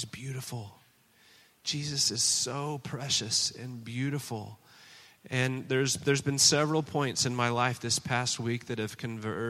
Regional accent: Oklahoma, United States; moved away as an adult; also born or lived in China; now in Boston, United States; I was born in Oklahoma

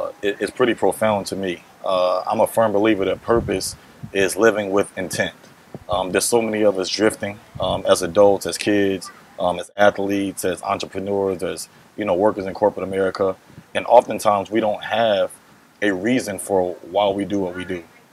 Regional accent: North Carolina, United States; born there; also born or lived in England; I was born in North Carolina, but I've moved all over the world globally. My mom ended up having an opportunity to work overseas in Europe, and I ended up living in England for about 8 years.

